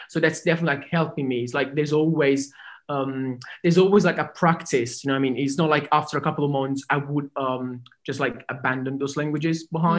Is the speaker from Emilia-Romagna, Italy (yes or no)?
no; Naples, Campania, Italy; first language Italian; English is a second language